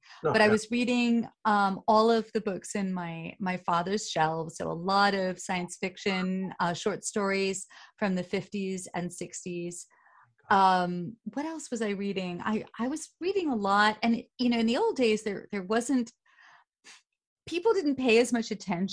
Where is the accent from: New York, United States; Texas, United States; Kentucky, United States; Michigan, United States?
New York, United States; New York City; I grew up on the Upper West Side in a pre-war building